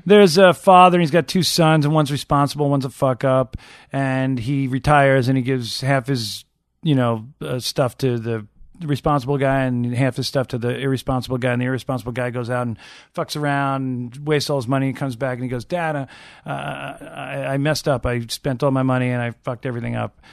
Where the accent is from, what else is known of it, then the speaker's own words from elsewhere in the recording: Long Island, New York, United States; growing up on Long Island